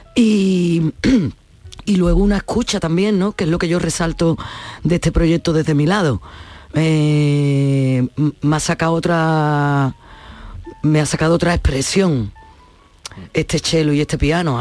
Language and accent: Spanish; Cádiz, Andalusia, Spain; soy de Cádiz